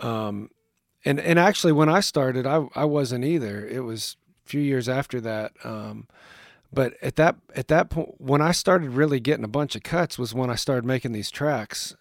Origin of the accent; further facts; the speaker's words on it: northwestern Pennsylvania, United States; moved away; I grew up in a small town in northwestern Pennsylvania